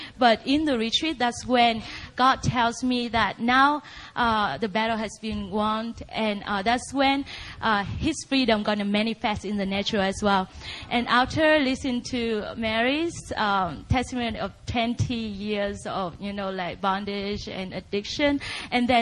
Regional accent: Vietnam; moved away as an adult; now in United States; I grew up in Vietnam, and I was raised up in a huge, dedicated Buddhist

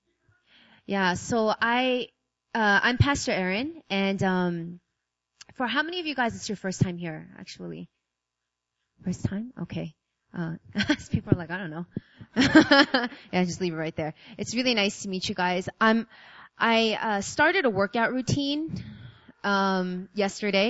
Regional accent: New York, United States; moved away as an adult; now in South Korea; I'm from New York. I was born and raised

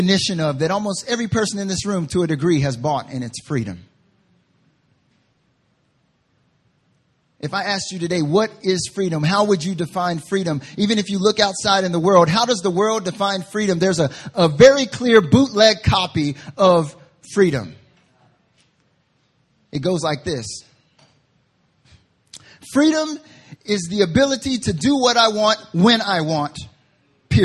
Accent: Southern / Southeastern United States, United States; now in South Korea; I'm from the South

